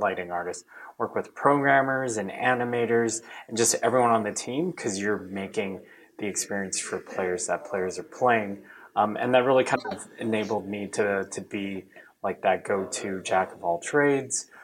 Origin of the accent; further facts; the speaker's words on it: Orange County, California, United States; I grew up in Orange County